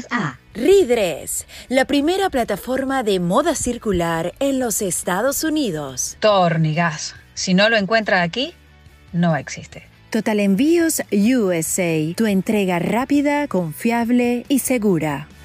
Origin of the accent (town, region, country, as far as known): Venezuela; born or raised there